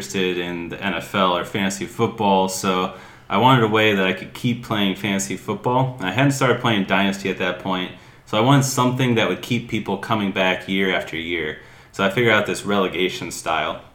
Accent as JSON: {"language": "English", "region": "just outside of Indianapolis", "country": "United States", "tie": "born or raised there", "also_born_or_lived": "Spain", "moved": "as an adult", "lives_now": "Finland", "said": "I grew up just outside of Indianapolis, so been a Colts fan"}